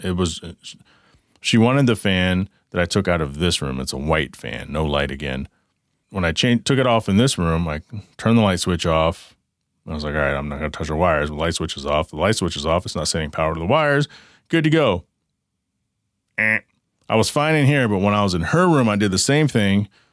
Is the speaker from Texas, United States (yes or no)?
yes; Dallas, Texas, United States; now in Arizona, United States; I grew up in, in the Dallas-Fort Worth area